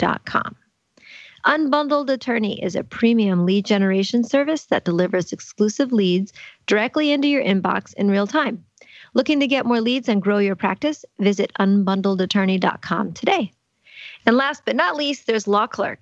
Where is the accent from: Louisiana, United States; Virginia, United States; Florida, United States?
Louisiana, United States; New Orleans; I'm from New Orleans